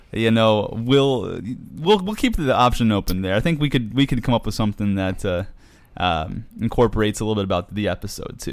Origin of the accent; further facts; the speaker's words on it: New York, United States; up north, I'm from New York